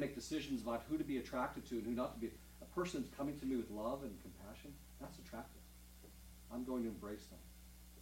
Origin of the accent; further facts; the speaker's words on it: Pittsburgh, Pennsylvania, United States; I was born and raised in Pittsburgh